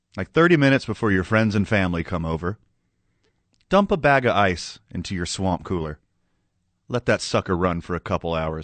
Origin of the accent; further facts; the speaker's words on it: Houston, Texas, United States; now in New Mexico, United States; I was born and raised in Houston, Texas